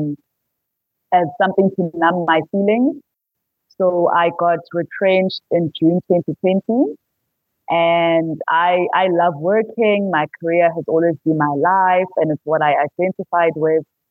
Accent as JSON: {"language": "English", "town": "Pietermaritzburg", "region": "KwaZulu-Natal", "country": "South Africa", "also_born_or_lived": "Johannesburg", "said": "I am from Pietermaritzburg in KZN. That's where I live"}